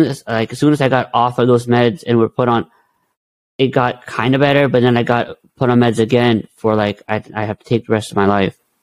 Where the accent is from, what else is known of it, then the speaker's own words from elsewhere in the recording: India; I'm Indian, so we believe in Hinduism